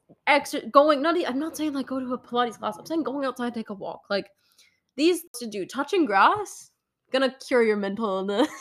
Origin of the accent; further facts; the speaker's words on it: Duxbury, Massachusetts, United States; my hometown in Duxbury, Massachusetts